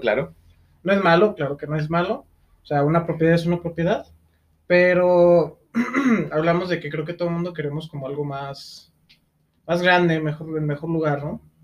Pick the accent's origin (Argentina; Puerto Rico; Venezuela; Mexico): Mexico; Lagos de Moreno, Jalisco; Nosotros venimos de Lagos de Moreno, eh, que es un pueblo pequeño